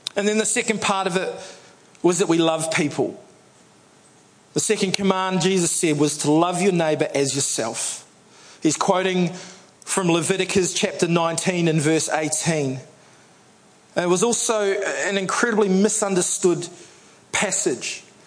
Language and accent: English; New Zealand; I'm a New Zealander